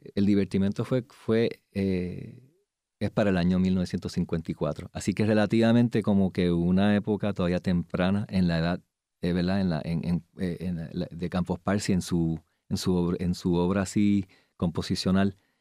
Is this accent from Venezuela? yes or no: no; Puerto Rico; como puertorriqueños